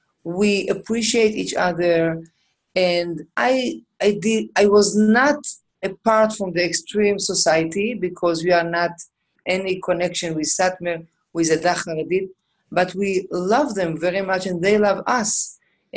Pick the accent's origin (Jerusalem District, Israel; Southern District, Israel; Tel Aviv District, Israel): Jerusalem District, Israel; Jerusalem; I grew up in Meshorim, in a very, very nice, wonderful neighborhood.